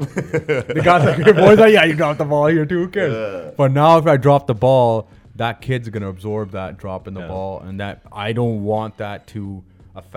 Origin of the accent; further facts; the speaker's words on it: Brampton, Ontario, Canada; I grew up in Brampton